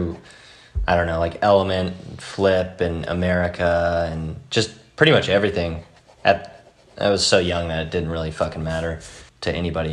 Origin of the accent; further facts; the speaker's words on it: Whittier, California, United States; I was raised in Whittier, California, which is just a suburb about 20 minutes outside